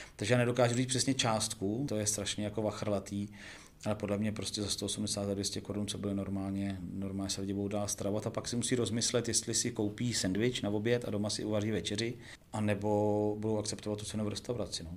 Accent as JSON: {"language": "Czech", "town": "Plzeň", "region": "Plzeň Region", "country": "Czechia", "said": "já jsem z Plzně"}